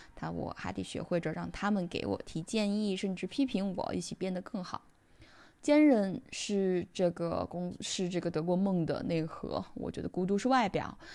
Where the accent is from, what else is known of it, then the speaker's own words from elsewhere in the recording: China; moved away as an adult; now in Germany; 我是一个中国人